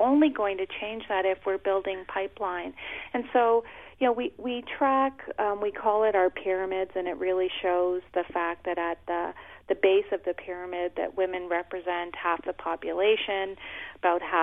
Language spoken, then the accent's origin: English; Canada; I'm Canadian